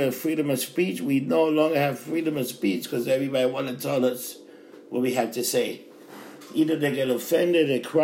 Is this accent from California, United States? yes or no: no; New York City, New York, United States; I grew up in Times Square, it was hooker, pimps